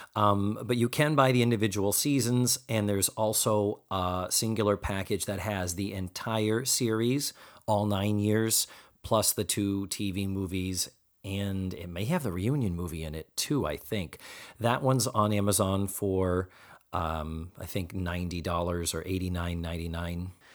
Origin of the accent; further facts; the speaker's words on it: Boston, Massachusetts, United States; outside of Boston, which is my hometown